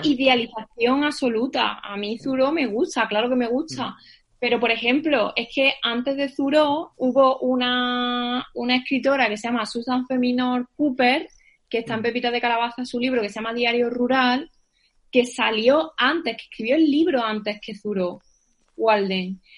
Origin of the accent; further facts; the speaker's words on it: Sierra Norte de Sevilla, Andalusia, Spain; mi pueblo, que es de la Sierra Norte de Sevilla